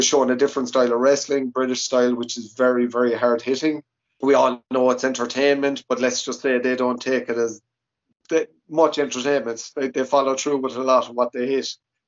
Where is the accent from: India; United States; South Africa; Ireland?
Ireland; Limerick, Munster; moved away as an adult; also born or lived in United Arab Emirates; They did a show in Limerick. That was my first show in my hometown.